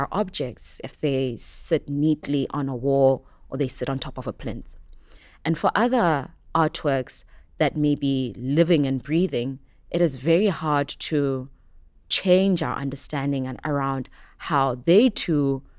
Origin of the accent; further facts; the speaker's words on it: Soweto, Gauteng, South Africa; I grew up in Soweto in Johannesburg. This was not really normal for us.